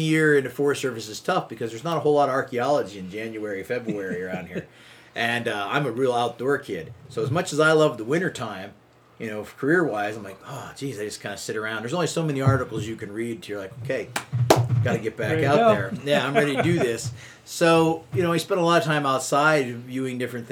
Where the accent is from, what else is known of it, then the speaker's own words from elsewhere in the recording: Muncy, Pennsylvania, United States; also born or lived in El Paso, Texas; now in Michigan, United States; I grew up in Pennsylvania, and in north central Pennsylvania in a little town called Muncie along the Susquehanna River on the West Branch